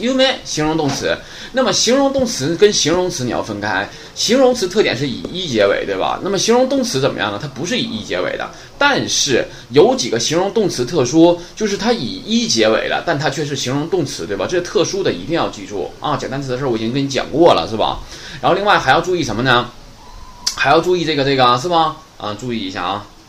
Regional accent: China; 我们中国人说话也是

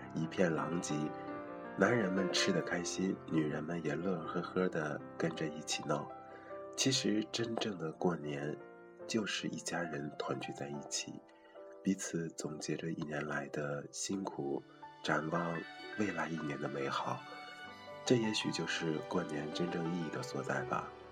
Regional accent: China; 都是中国人

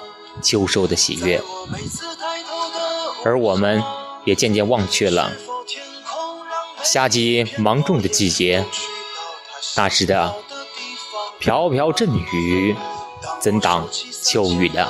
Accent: Linfen, Shanxi, China; 嗨，大家好，这里是临汾，这是我的家乡。

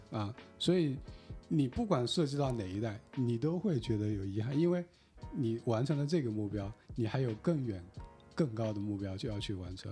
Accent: China; 我们中国人

